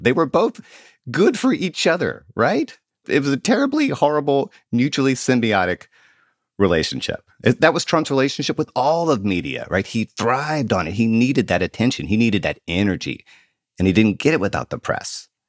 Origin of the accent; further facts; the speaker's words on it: Mississippi, United States; moved away; I'm from Mississippi